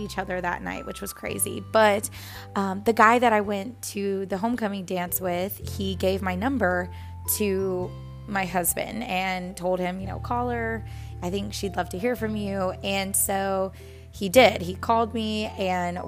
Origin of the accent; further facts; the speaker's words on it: Texas, United States; also born or lived in New Orleans, Louisiana; I moved from New Orleans, Louisiana to Texas